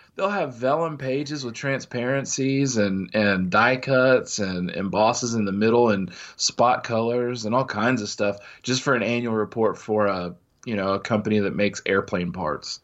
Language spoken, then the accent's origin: English; Midwest, United States; growing up in the Midwest